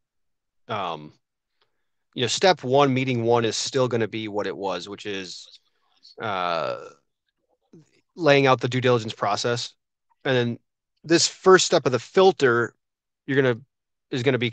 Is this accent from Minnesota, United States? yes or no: no; Wisconsin, United States; I'm from Wisconsin